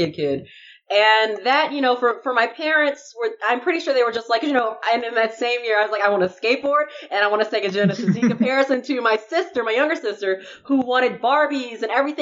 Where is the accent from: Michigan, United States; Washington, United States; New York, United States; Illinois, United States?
Illinois, United States; Chicago; I was in the suburbs of Chicago for a long time